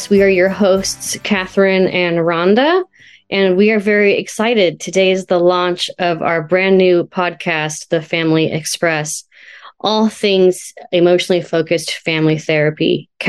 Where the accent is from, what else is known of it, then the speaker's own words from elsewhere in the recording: California, United States; now in Washington State, United States; I'm uh, located in Washington State. I'm a transplant from California. So shout out to Sonoma County.